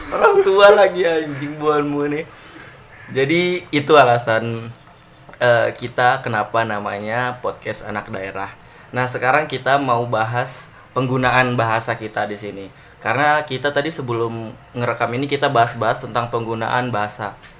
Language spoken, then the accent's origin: Indonesian; Handil, East Kalimantan, Indonesia; moved away as an adult; now in Samarinda, Indonesia; kita ini berasal dari Handil